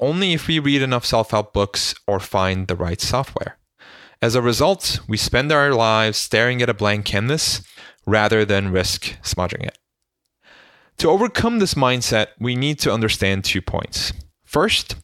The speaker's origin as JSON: {"language": "English", "region": "Istanbul", "country": "Turkey", "tie": "born or raised there", "moved": "yes", "said": "As a young boy growing up in Istanbul"}